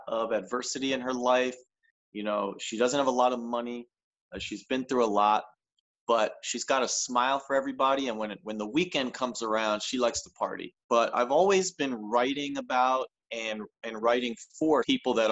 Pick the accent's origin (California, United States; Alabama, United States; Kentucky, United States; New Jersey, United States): New Jersey, United States; the diner near where I grew up in South Jersey